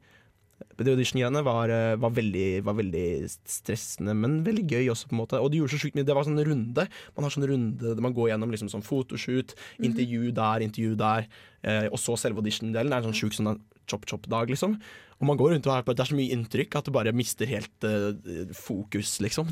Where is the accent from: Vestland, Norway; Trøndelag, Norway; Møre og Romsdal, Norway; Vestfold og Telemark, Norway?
Vestfold og Telemark, Norway; Bø; der jeg kommer fra, Bø i Telemark